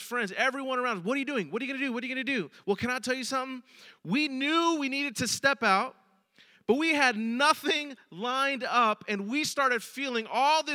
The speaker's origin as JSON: {"language": "English", "town": "San Francisco", "region": "California", "country": "United States", "tie": "born or raised there", "said": "I'm a San Francisco native, born and raised in San Francisco"}